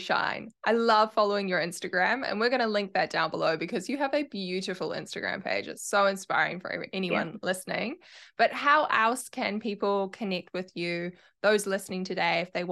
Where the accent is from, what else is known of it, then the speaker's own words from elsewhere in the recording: New Zealand; accent: Kiwi; my Kiwi accent